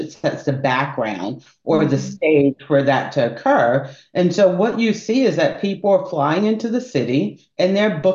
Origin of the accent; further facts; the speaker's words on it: Albany, Georgia, United States; also born or lived in upstate New York / Atlanta, Georgia; I'm actually a Georgia peach. I was born in Albany, Georgia.